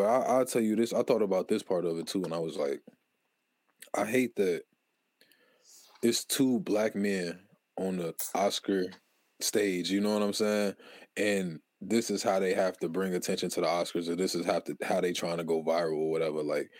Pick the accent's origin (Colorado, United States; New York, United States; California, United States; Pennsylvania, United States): Pennsylvania, United States; Philadelphia; Don't forget I'm from West Philly.